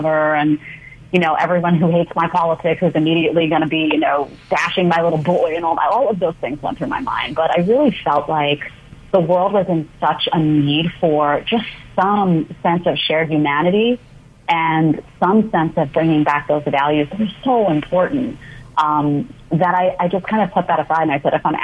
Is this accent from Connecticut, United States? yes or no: no; New York City, New York, United States; also born or lived in Manhattan; I grew up in Staten Island, New York, in a small condo behind the Staten Island Mall.